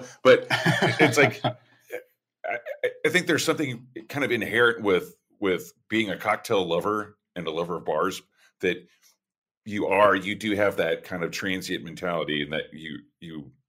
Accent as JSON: {"language": "English", "region": "Oklahoma", "country": "United States", "moved": "yes", "said": "I'm from Oklahoma"}